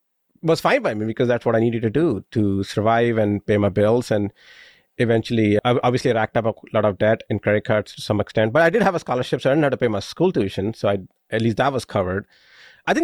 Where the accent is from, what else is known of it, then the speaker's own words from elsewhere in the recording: India; moved away as an adult; now in United States; I moved from India when I was 21, so I consider myself living the American dream as an immigrant.